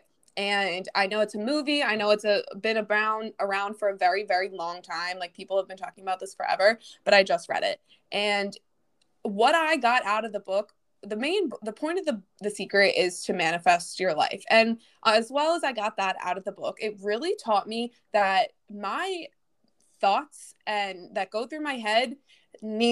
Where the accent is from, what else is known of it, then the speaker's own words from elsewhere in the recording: Philadelphia, Pennsylvania, United States; I'm from Philly